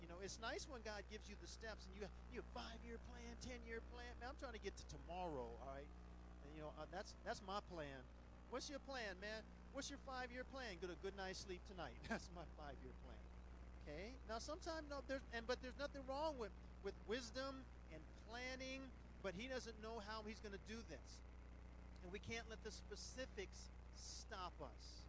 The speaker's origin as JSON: {"language": "English", "town": "Las Vegas", "region": "Nevada", "country": "United States", "said": "I'm from Las Vegas"}